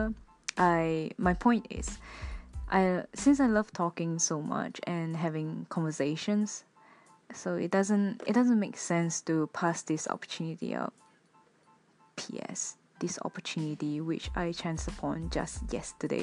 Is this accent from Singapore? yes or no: yes; Singapore; moved away as an adult; now in Japan; I'm from Singapore, a Singaporean Chinese